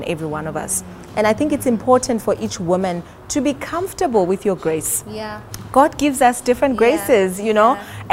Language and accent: English; South Africa; also born or lived in Johannesburg; I am South African. Mm-hmm. I am based in Johannesburg